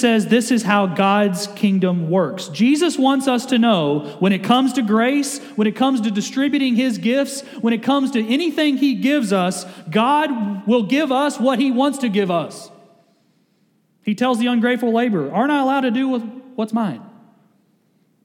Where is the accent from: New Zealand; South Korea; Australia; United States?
United States; Kentucky; I grew up in Kentucky, we didn't play football well, so we all played basketball